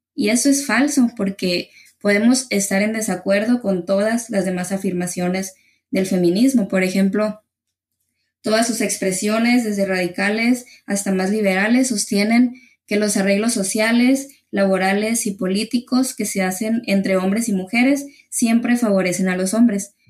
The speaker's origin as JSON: {"language": "Spanish", "town": "Ciudad Obregón", "region": "Sonora", "country": "Mexico", "said": "yo soy aquí de Ciudad Obregón, Sonora, en México"}